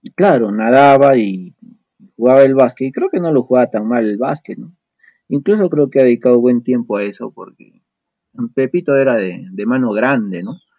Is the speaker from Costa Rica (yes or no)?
no; Arequipa, Peru; como buen arequipeño